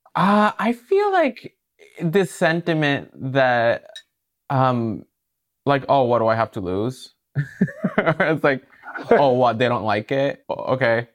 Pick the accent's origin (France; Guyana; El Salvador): El Salvador; also born or lived in Brooklyn, New York; now in New York, United States; I'm from El Salvador, yeah. And I moved here like 10 years ago